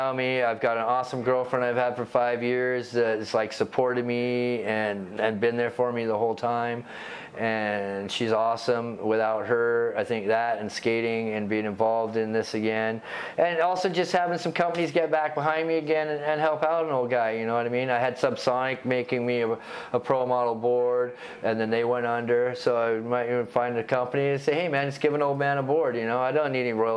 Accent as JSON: {"language": "English", "town": "Bellevue", "region": "Washington", "country": "United States", "tie": "born or raised there", "also_born_or_lived": "England", "said": "I grew up in Bellevue"}